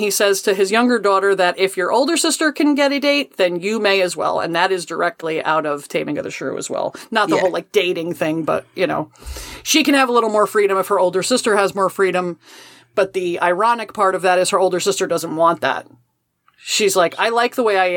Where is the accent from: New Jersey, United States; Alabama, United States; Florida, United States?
New Jersey, United States; I am from New Jersey